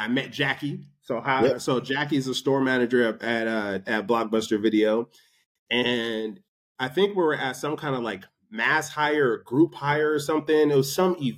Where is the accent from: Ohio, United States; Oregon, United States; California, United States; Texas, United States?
California, United States; moved away as an adult; also born or lived in Bakersfield / Denver, Colorado; now in Los Angeles, United States; I'm from California